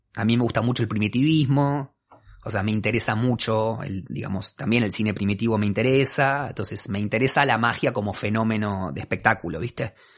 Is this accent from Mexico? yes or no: no; Buenos Aires, Argentina; Soy un porteño de ley, o sea, no tengo, no puedo, narrar un origen que sea distinto a este